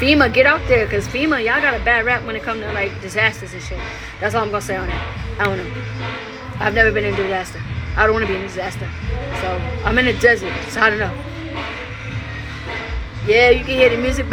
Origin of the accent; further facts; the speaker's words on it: New York, United States; moved away; New York. My hometown